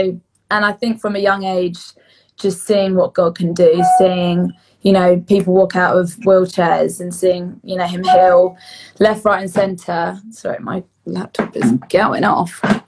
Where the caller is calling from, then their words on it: Brighton, South East England, United Kingdom; I am joining you from my home in Brighton in England.